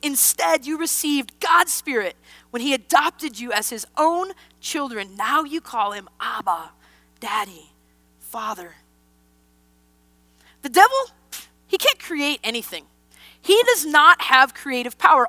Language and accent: English; Wisconsin, United States; born or raised there; moved away